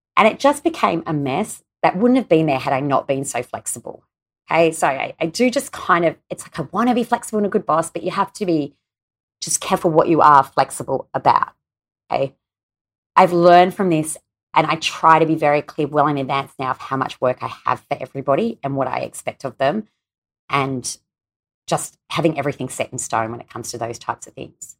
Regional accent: Australia; my home country here in Australia

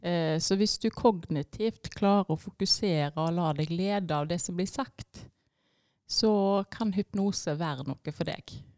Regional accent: Etne, Vestland, Norway; moved away as an adult; now in Tysvær, Norway; jeg er oppvokst i Etne, eh, så jeg kommer fra ei lita bygd der.

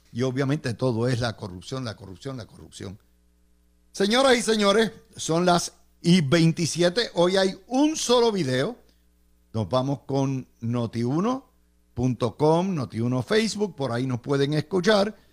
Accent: Puerto Rico

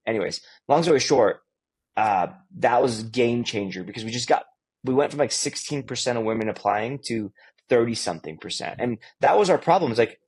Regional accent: California, United States; And I grew up in the Bay Area, and like it was just all diverse.

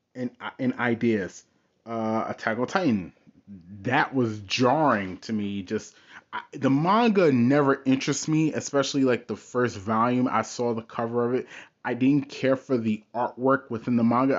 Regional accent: United States; I grew up in America. I am a Westerner

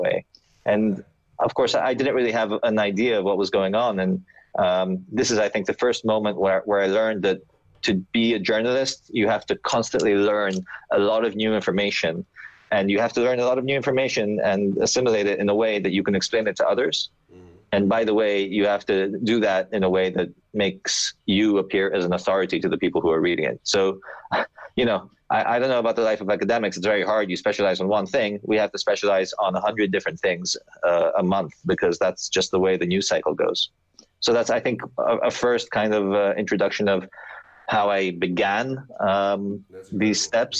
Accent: Athens, Attica, Greece; I grew up in Athens

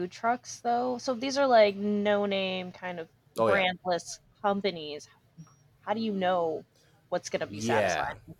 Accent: East Coast, United States; now in West Coast, United States; growing up on the East Coast, coming out to the West Coast

